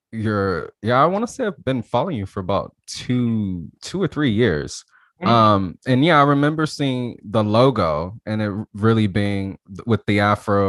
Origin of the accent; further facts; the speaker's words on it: Alabama, United States; I'm from Alabama